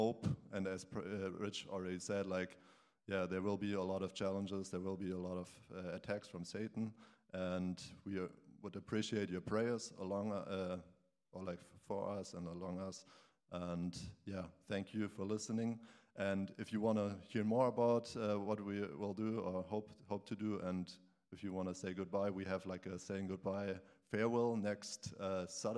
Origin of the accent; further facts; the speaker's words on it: Germany; moved away as an adult; I came from Germany for half a year and served in Nigeria